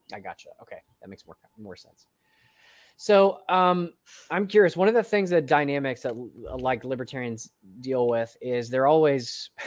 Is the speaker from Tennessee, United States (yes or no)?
yes; Tennessee, United States; I'm from Tennessee